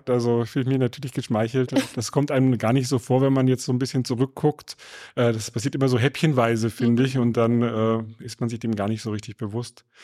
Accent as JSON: {"language": "German", "town": "Nuremberg", "region": "Bavaria", "country": "Germany", "tie": "born there", "said": "Ich bin gebürtiger Nürnberger, also ich, ich kenne die Gegend recht gut."}